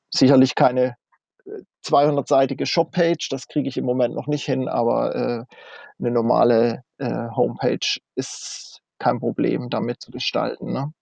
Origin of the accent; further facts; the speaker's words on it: Kaiserstuhl, near Freiburg, Baden-Württemberg, Germany; moved away as an adult; also born or lived in North Frisia, Schleswig-Holstein; komme ursprünglich vom Kaiserstuhl aus der Ecke bei Freiburg da unten, also Baden-Württemberg, und bin vor 21 Jahren nach Nordfriesland gezogen